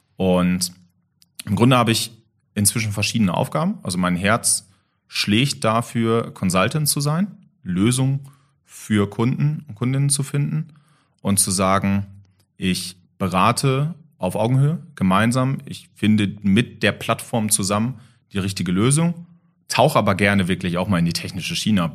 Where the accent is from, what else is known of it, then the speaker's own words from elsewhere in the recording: Germany; als Deutscher